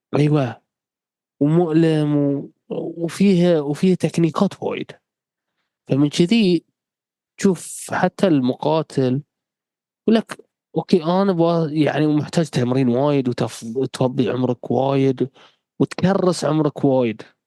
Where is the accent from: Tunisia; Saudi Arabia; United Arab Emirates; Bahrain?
Bahrain; احنا عندنا مثل بحرين